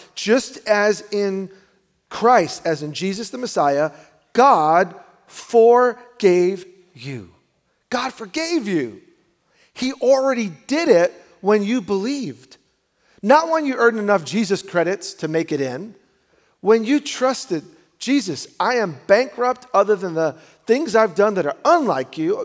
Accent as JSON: {"language": "English", "region": "New York", "country": "United States", "said": "I'm a New Yorker"}